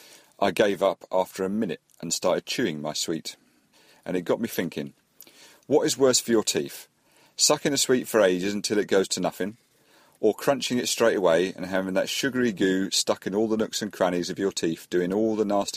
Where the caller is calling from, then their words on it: South East England, United Kingdom; from Hampshire.